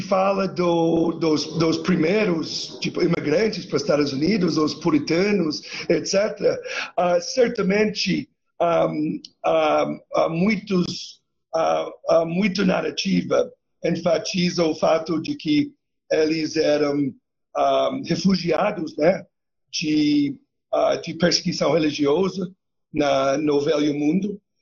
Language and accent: Portuguese; Canada; Eu sou canadense